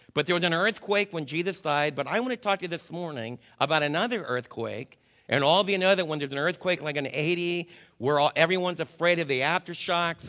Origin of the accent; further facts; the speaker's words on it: New Jersey, United States; I was raised in New Jersey